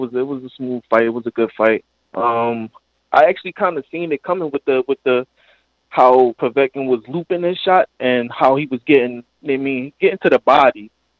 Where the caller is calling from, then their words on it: Philadelphia, Pennsylvania, United States; calling out of Philly.